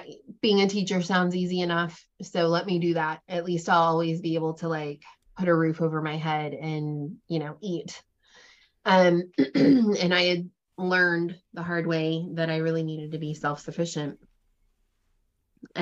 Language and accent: English; Cincinnati, Ohio, United States; I grew up, I'm from a lot of different places, but primarily I grew up outside of Cincinnati, Ohio. So I'm a Midwestern girl.